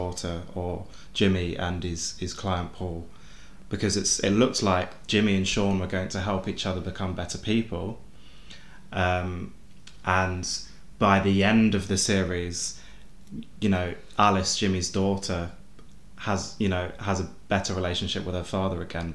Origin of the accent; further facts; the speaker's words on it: United Kingdom; we're British people